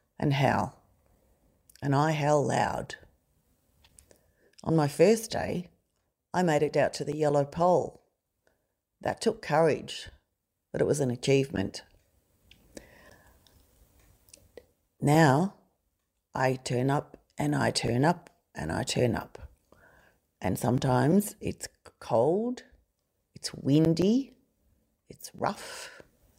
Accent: Belfast, Northern Ireland, United Kingdom; moved away; I was born in Belfast, a place at the time that was full of hatred, fighting, people pitted against each other because of their religion and other reasons as well. We left that town on a ship and we sailed for 6 weeks on a rough sea.

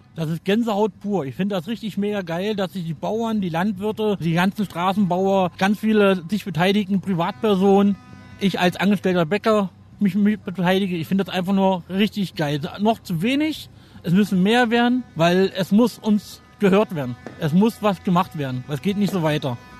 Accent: Märkisch-Oderland, Brandenburg, Germany; Ich bin aus dem Märkischen Oderland

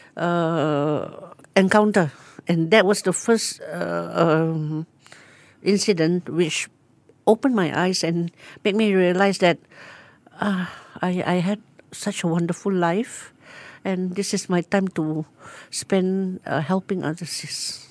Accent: Singapore; moved away as an adult; also born or lived in United Kingdom; now in Tanjung Pinang, Indonesia; when I'm in Singapore, I feel proud being a Singaporean

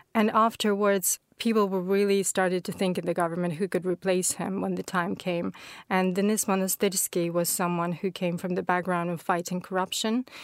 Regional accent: Ukraine; moved away; my hometown where I grew up in Ukraine

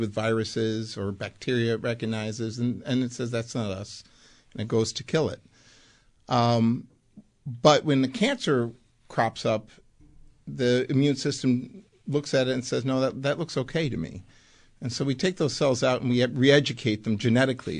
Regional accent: Buffalo, New York, United States; also born or lived in Amsterdam, Netherlands; Grew up in Buffalo, proud Buffalonian

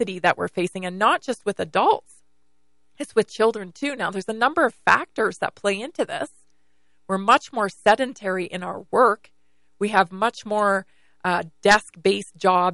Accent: British Columbia, Canada; now in United States; growing up in British Columbia, Canada

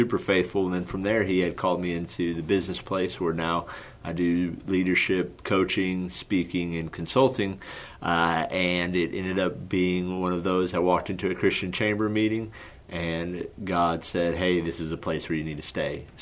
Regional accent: Odessa, Texas, United States; moved away; also born or lived in Houston, Texas; born and raised in Odessa, Texas

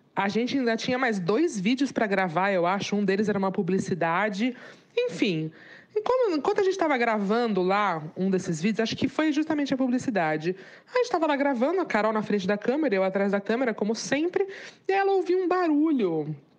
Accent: Santos, São Paulo, Brazil; eu sou de Santos

